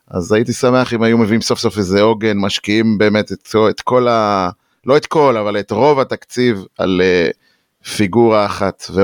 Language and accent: Hebrew; Beersheba, Southern District, Israel; אני אה, באר שבעי שורשי, עיתונאי לשעבר, אה, היום מורה בדימונה הרחוקה.